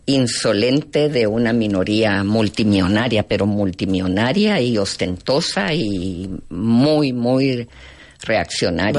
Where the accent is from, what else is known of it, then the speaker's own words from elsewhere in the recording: Guatemala; mi formación más profunda como ser humano, como mujer, como guatemalteca.